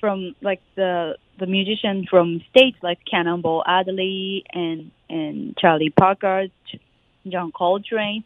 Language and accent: English; Sapporo, Hokkaido, Japan; moved away; I'm from Sapporo, Japan